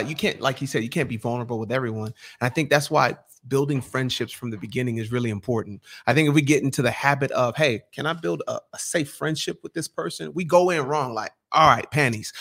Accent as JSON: {"language": "English", "country": "Nigeria", "said": "Bro, I'm a Nigerian."}